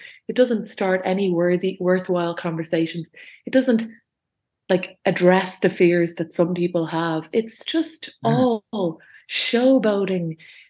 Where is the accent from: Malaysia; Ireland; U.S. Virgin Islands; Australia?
Ireland; Dublin, Leinster; I grew up on Bath Avenue, and it's kind of the border of Sandymount and Ringsend